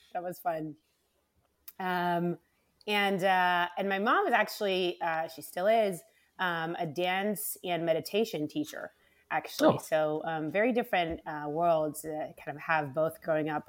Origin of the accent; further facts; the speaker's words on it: Rehovot, Central District, Israel; moved away as an adult; also born or lived in Bay Area, California / Monte Carlo; I am originally from Israel, so I was born and raised um, uh, actually on a, a, university campus called the Weizmann Institute of Science